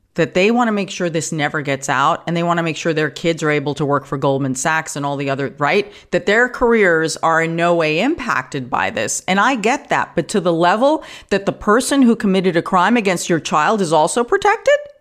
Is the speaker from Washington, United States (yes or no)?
no; New York, United States; now in California, United States; Like in New York, I grew up in New York